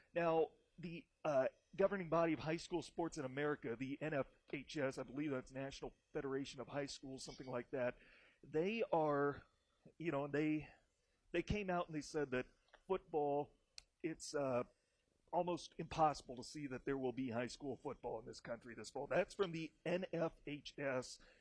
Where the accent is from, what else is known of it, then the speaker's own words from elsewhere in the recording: Iowa, United States; moved away; my home state of Iowa